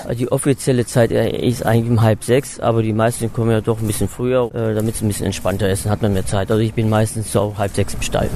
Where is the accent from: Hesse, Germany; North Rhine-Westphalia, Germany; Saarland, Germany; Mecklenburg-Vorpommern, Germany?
North Rhine-Westphalia, Germany; Willich; now in Cologne, Germany; Geboren bin ich in Willig, das ist in der Nähe von Krefeld, 1965